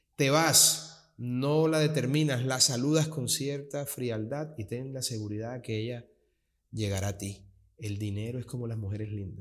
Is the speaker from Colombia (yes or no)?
yes; Colombian Caribbean coast, Caribbean Region, Colombia; also born or lived in Bogotá, Colombia; mis padres ambos son costeños. No, yo soy Caribe 100%